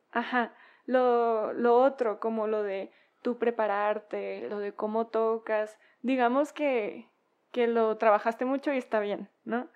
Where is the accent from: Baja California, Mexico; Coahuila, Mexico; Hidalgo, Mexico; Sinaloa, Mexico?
Sinaloa, Mexico; Culiacán; moved away; soy de Culiacán